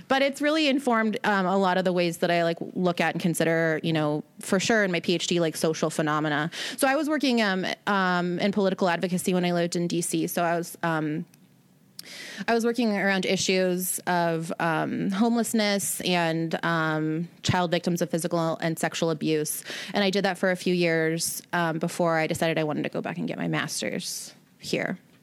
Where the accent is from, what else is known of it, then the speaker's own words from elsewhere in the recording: Seattle, Washington, United States; moved away; I'm from Seattle originally